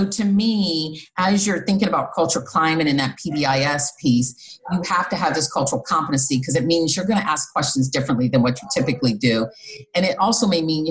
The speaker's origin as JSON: {"language": "English", "region": "Midwest", "country": "United States", "moved": "as an adult", "said": "I came from the Midwest."}